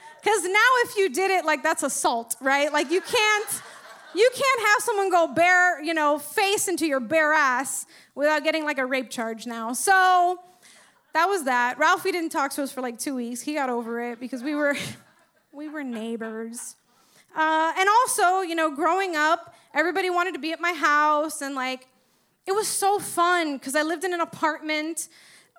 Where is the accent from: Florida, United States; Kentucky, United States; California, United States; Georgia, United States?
Florida, United States; Miami; I grew up in fucking Westchester, right? Uppity Cuban family